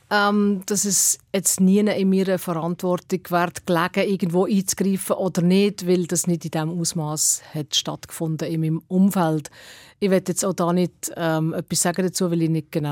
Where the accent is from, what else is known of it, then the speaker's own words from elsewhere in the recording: Switzerland; du hast als Schweizer Act musst halt äh, schauen, ob du noch Platz hast